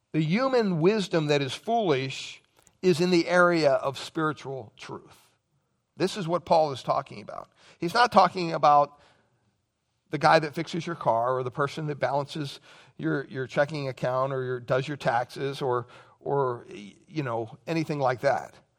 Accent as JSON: {"language": "English", "region": "Pennsylvania", "country": "United States", "tie": "born or raised there", "moved": "yes", "said": "childhood memories growing up in Pennsylvania"}